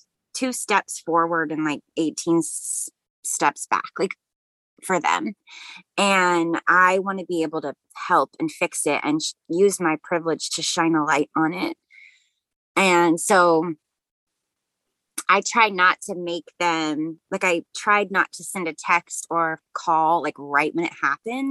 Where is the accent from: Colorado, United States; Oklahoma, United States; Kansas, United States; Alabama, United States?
Oklahoma, United States; Tulsa; moved away; I grew up in Tulsa